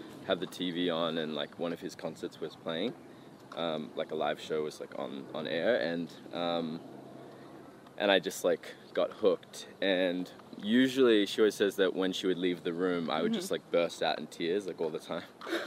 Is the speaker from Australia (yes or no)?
yes; an hour west of Sydney, New South Wales, Australia; an hour west of Sydney